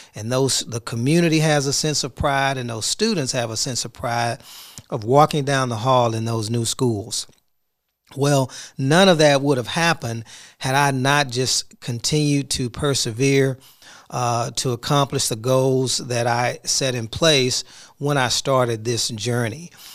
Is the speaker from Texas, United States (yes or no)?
yes; Houston, Texas, United States; now in Duncanville, United States; I'm from Houston